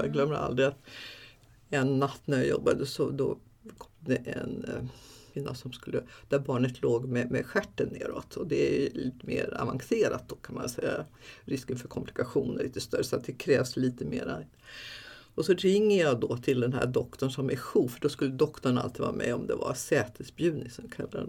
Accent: Backe, Jämtland, Sweden; min mamma och pappa vi bodde uppe i Backe i norra Ångermanland i, i en, ute i skogen där, liksom, i, i en by var det faktiskt

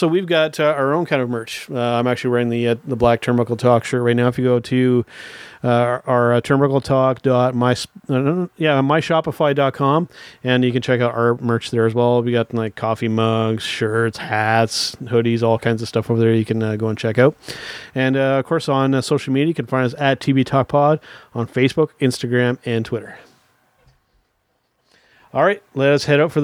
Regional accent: Canada; a Canadian

